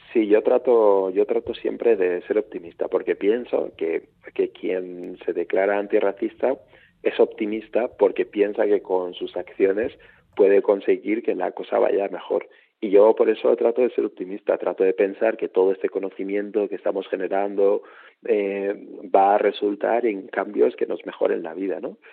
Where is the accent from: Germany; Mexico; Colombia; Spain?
Spain; Huesca, Aragon; soy de Huesca